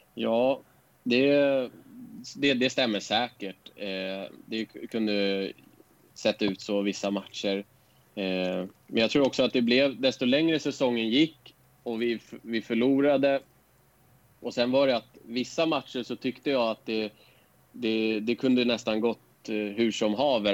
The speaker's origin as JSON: {"language": "Swedish", "town": "Stockholm", "region": "Stockholm County", "country": "Sweden", "tie": "born or raised there", "also_born_or_lived": "Årstadal, Stockholm", "said": "jag bodde i Bagarmossen tills jag gick i... Kan det ha varit åtta ettan på högstadiet. Men vi flyttade, flyttade från Bagarmossen till ett område som heter Årstadal."}